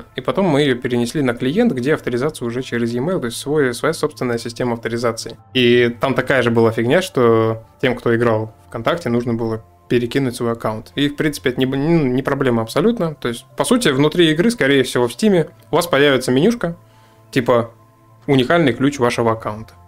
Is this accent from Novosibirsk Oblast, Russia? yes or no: yes; Novosibirsk, Novosibirsk Oblast, Russia; мы из Новосибирска